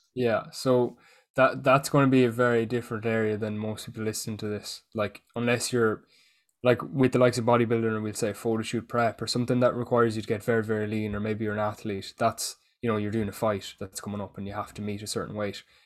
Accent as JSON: {"language": "English", "country": "Ireland", "said": "being Irish"}